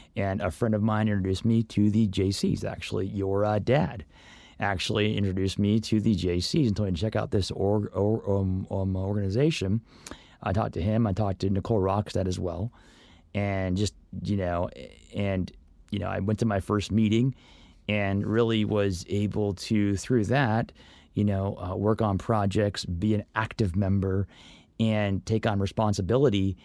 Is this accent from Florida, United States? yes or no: yes; Orlando, Florida, United States; moved away as an adult; also born or lived in Los Angeles / Northridge; now in Santa Clarita, United States; growing up in Orlando